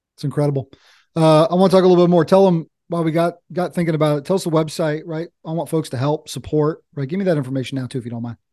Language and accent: English; Eastern North Carolina, United States; I'm over here in Eastern North Carolina. I grew up in Eastern North Carolina.